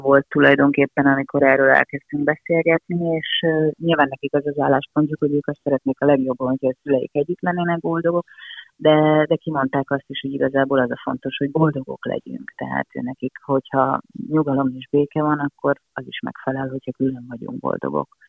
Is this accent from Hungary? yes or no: yes; Hungary; also born or lived in Budapest; mi itt élünk Magyarországon